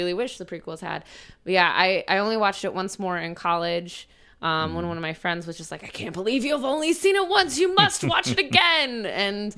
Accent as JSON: {"language": "English", "town": "Niles", "region": "Michigan", "country": "United States", "tie": "born or raised there", "moved": "yes", "said": "my hometown, Niles, Michigan"}